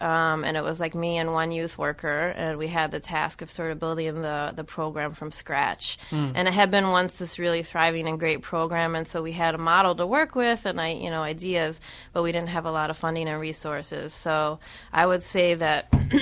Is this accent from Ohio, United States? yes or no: yes; Cleveland, Ohio, United States; moved away; I'm from the Midwest. I grew up in Cleveland